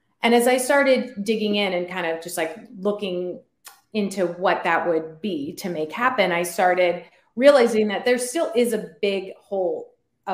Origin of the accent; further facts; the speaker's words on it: Northern California, United States; also born or lived in Silicon Valley; I grew up in California, Northern California